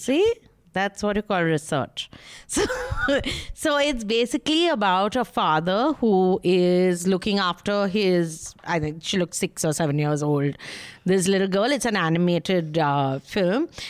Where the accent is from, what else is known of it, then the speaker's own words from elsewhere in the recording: Kolkata, West Bengal, India; I'm from Calcutta